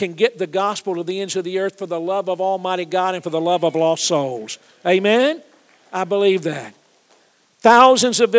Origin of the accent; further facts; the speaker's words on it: Atlanta, Georgia, United States; I'm a Georgia guy. I grew up in Atlanta